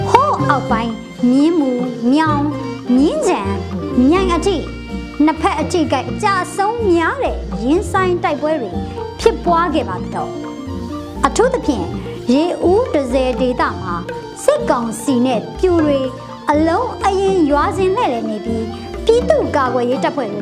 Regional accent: Anya, Upper Myanmar, Myanmar

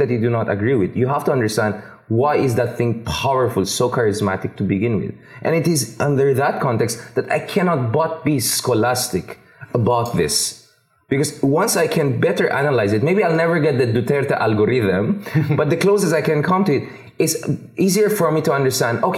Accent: Baguio, Cordillera Administrative Region, Philippines; I'm an Ilocano. I was raised in Baguio

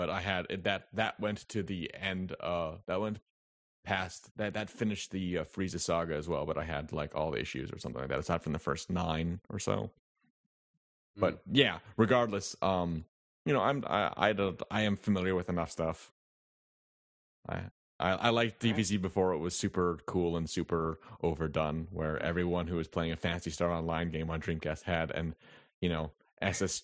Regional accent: Canada; I'm Canadian

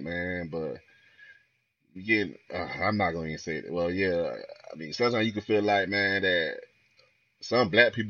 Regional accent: Florida, United States; I'm from Florida. I live in Florida, and it's a lot of Hispanic people down here.

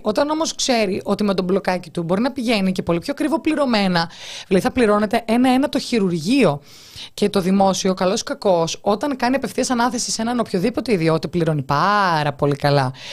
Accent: Heraklion, Crete, Greece; είμαι από το Ηράκλειο

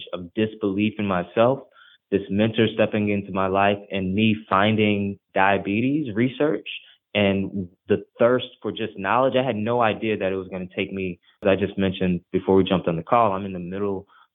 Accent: Ferguson, Missouri, United States; first language Haitian Creole; English is a second language; I'm originally from the Ferguson, Missouri area

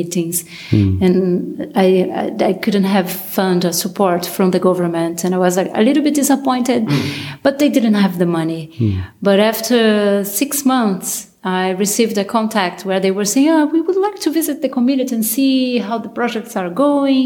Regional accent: Brazil; moved away as an adult; now in United Kingdom; I'm from Brazil, and I'm doing master's in economics for transition at Schumacher College in UK

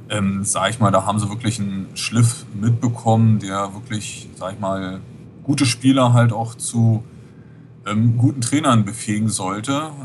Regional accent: Berlin, Germany; now in Norderstedt, Germany; bin gebürtiger Berliner, wenn man es genau nimmt, Westberliner

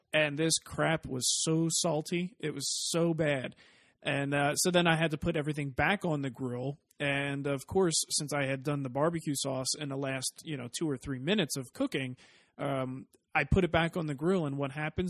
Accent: East Coast, United States; now in Arizona, United States; growing up on the East Coast

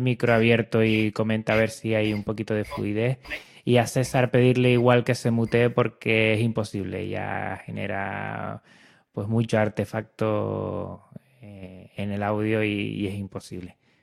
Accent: Canary Islands, Spain; yo que soy de Canarias

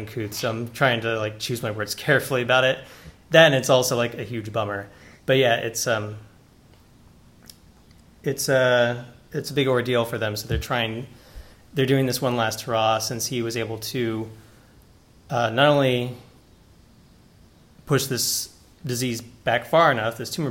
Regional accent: United States; I'm an American kind of intruding on this very dearly held cultural icon of theirs

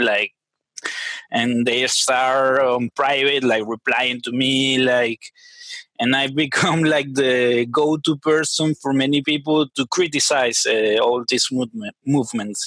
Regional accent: Venezuela; English is a second language; moved away as an adult; now in Chile; I'm a Venezuelan software engineer. I was born in Venezuela uh, 30 years ago already

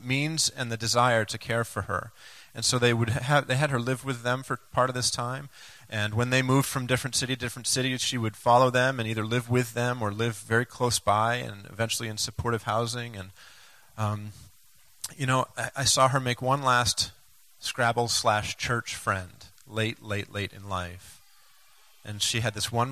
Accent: Maine, United States; growing up in Maine

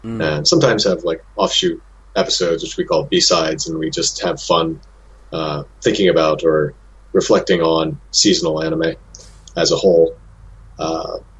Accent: New Jersey, United States; also born or lived in Delaware; I moved up here when I was 10 years old. So I considered myself more Jersey than where I came from.

